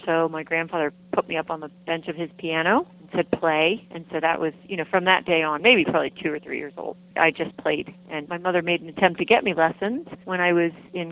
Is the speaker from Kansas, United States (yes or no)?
no; Loudoun County, Virginia, United States; also born or lived in Key West, Florida; my hometown or my home county, which is Loudoun County, Virginia